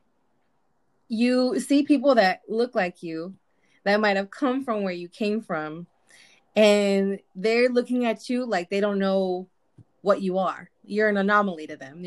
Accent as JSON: {"language": "English", "area": "Imperial Valley", "region": "California", "country": "United States", "tie": "born or raised there", "also_born_or_lived": "Mexicali, Mexico", "said": "We're from a small town in the Imperial Valley, California. And I was born in Mexicali, raised in the valley."}